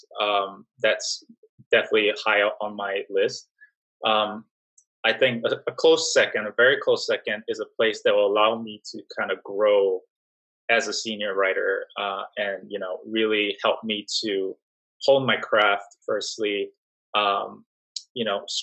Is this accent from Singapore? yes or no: yes; Singapore; moved away as an adult; also born or lived in New York / Miami; I was born and raised in Singapore.